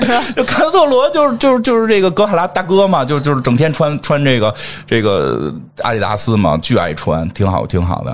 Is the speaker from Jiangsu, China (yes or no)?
no; Beijing, China; 我们北京人怎么从来不这么说话呀